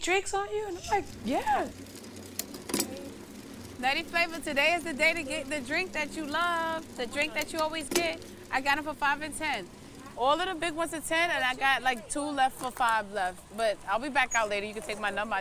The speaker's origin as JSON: {"language": "English", "town": "New York City", "region": "New York", "country": "United States", "tie": "born or raised there", "said": "I grew up in Bushwick too, not just Crown Heights and Bed-Stuy"}